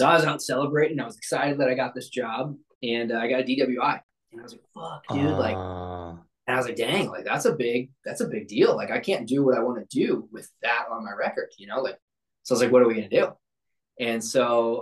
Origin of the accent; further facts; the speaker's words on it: St. Louis, Missouri, United States; I grew up in Missouri. I grew up in St. Louis